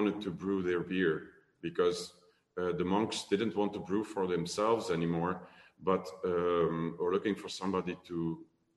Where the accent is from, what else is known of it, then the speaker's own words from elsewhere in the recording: Limburg, Flanders, Belgium; English is a second language; I'm from Limburg, so I'm from the slow part of the country.